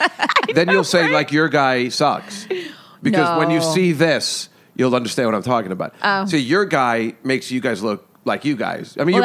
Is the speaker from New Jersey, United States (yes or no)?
yes; New Jersey, United States; I was born in Jersey and I pretty much have lived in a 30-mile radius of where I grew up my entire life.